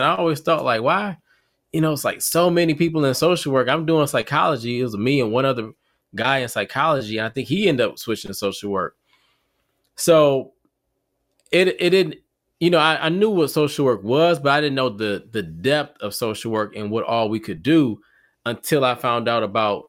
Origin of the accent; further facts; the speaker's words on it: Detroit, Michigan, United States; moved away; Originally from Detroit. So from Detroit, Michigan, born and raised. So what up, though, to all my people in the D. And then now I reside in North Carolina.